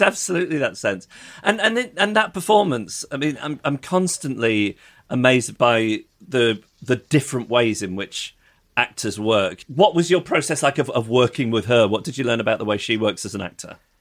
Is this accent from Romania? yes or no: no; United Kingdom; As a, as a British person